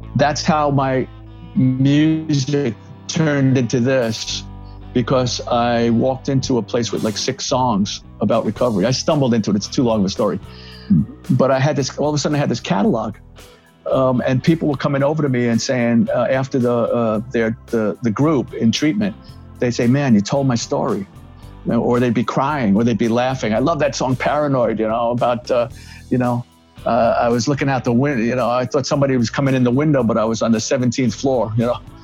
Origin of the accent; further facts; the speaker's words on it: New York City, New York, United States; I grew up in the Bronx